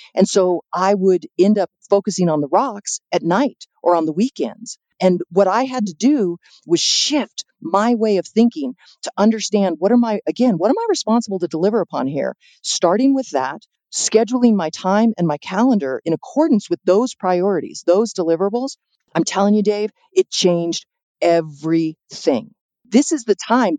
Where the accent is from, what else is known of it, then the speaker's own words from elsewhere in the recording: San Diego, California, United States; also born or lived in Chicago; now in Santa Fe, United States; I'm originally from San Diego and I've been living in Chicago for about 25 years